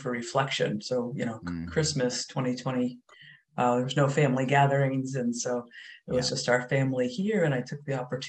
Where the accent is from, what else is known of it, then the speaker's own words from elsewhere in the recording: Acton, Massachusetts, United States; we grew up in Acton